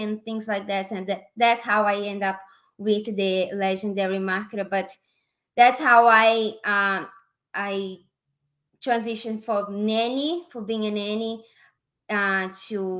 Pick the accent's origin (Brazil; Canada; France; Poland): Brazil; accent: Brazilian; English is a second language; moved away as an adult; now in Las Vegas, United States; I'm from Brazil, and I came to USA in 2016